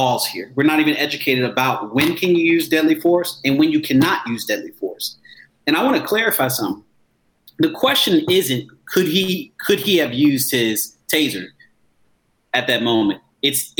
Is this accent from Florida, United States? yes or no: yes; Tampa, Florida, United States; I'm from Tampa, Florida